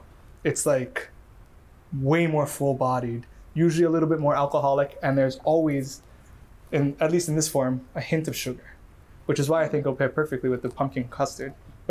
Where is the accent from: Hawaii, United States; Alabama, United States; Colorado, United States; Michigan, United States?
Hawaii, United States; Kauai; I'm from Kauai